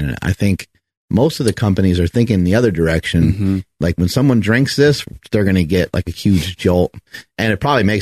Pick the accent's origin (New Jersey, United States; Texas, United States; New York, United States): New York, United States; I'm from New York